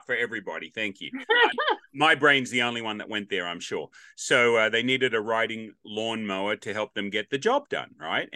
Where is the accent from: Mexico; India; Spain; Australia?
Australia; now in Nashville, United States; Growing up in Australia on the North Coast, it was always hot